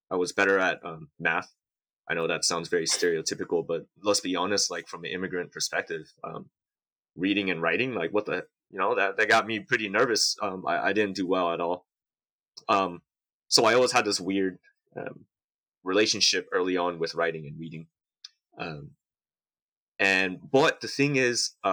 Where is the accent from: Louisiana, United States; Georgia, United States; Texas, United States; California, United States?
California, United States; San Diego; also born or lived in Houayxay, Bokeo, Laos; I'm born in Laos and raised in San Diego.